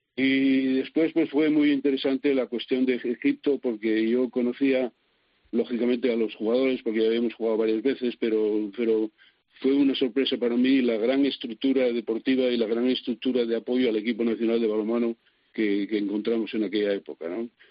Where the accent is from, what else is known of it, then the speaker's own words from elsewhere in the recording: Asturias, Spain; moved away; aquí en Asturias siempre se me trató muy bien y yo siempre soy el asturiano de no sé qué, el asturiano de no sé cuánto